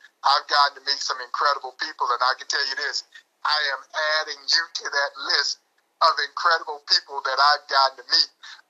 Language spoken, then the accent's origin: English; Crawfordville, Georgia, United States; now in Kansas City, United States; I grew up in a town called Crawfordville, Georgia. It's about 80 miles away from Atlanta.